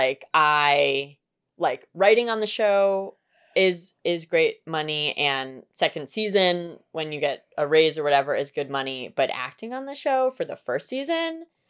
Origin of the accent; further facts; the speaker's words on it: New York City, New York, United States; I grew up in New York and I did not have mall culture at my fingertips.